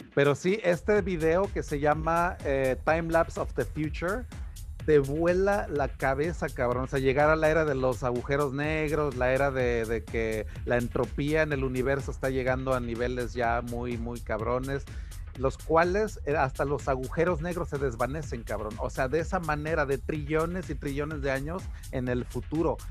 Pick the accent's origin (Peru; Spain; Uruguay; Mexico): Mexico; a mí como mexicano